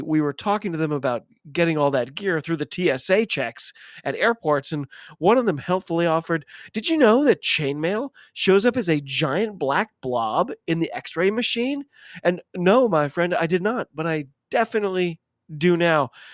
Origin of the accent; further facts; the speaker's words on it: United States; I'm an American